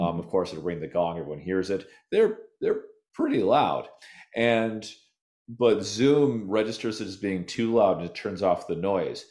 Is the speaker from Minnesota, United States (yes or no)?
yes; Minnesota, United States; also born or lived in Nevada / California; now in Austin, United States; I'm from Minnesota originally